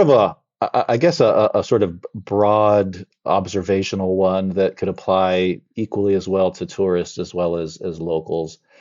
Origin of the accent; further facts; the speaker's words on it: Las Vegas, Nevada, United States; I love Vegas. It's my hometown.